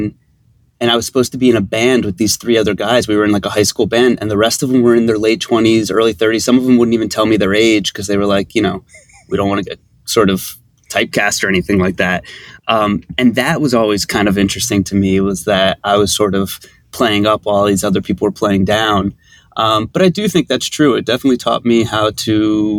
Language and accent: English; Philadelphia, Pennsylvania, United States; I'm from Philly, as is Alex.